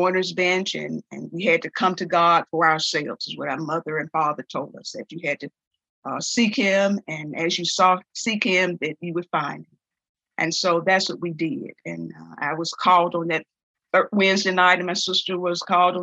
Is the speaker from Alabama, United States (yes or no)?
yes; Bessemer, Alabama, United States; born and raised in Bessemer, Alabama.